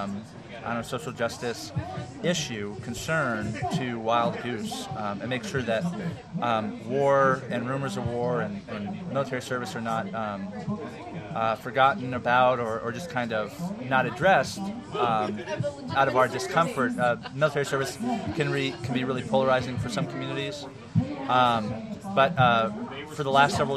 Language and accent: English; Orange County, California, United States; growing up in Orange County, where we have the Crystal Cathedral